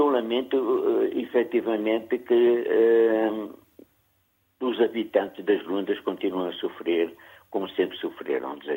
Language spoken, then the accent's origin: Portuguese; Angola; eu, como angolano